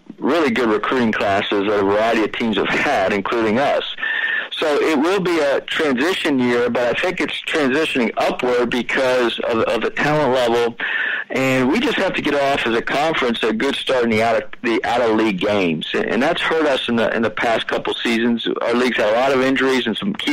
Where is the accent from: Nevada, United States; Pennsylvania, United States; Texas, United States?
Pennsylvania, United States; now in California, United States; I'm from Pennsylvania